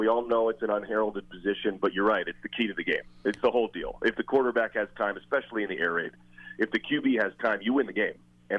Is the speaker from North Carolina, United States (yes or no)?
no; New Jersey, United States; I'm from New Jersey and been old Giants Stadium a bunch of times as a kid